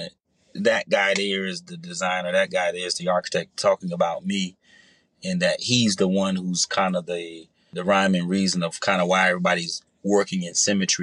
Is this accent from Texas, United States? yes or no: no; Jersey City, New Jersey, United States; being young and growing up in the inner city in Jersey City